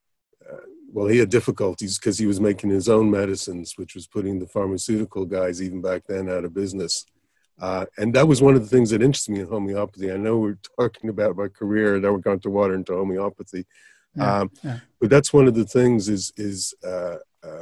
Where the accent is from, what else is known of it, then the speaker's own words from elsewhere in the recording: Ireland; also born or lived in United States / Miami / California; I was born in the States, and I moved over to Ireland when I was about 10. Went through school, went back to the States when I was 23, 24.